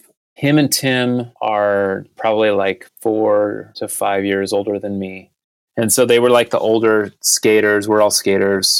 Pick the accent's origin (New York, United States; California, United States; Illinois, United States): California, United States; Modesto; moved away; also born or lived in Fresno, California; I was born in Fresno, raised in Modesto